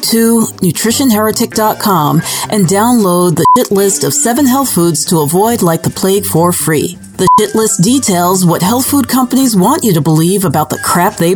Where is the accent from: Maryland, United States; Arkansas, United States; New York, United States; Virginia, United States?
New York, United States; New York City; moved away as an adult; also born or lived in Europe; I grew up in the Bronx in the 1970s